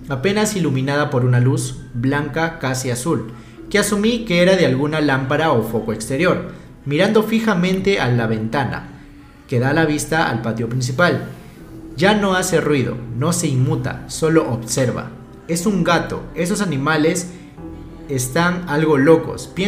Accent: Mexico City, Mexico; Soy un seguidor nuevo, soy de la Ciudad de México y me enteré de su canal

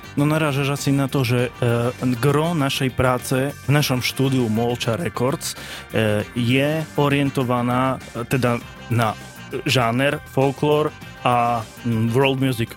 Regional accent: Banská Bystrica, Banská Bystrica Region, Slovakia; ja som Bystričan a som hrdý na to, že som Bystričan

